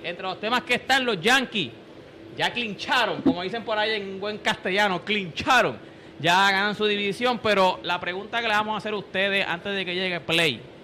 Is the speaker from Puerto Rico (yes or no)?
yes; Puerto Rico; cómo somos nosotros los puertorriqueños, cómo somos nosotros los boricos